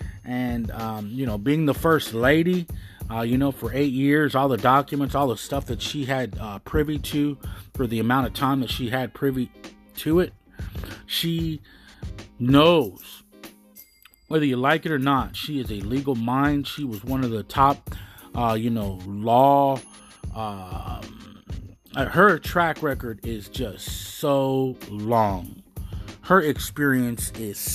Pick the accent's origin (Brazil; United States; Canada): United States; I'm American as American get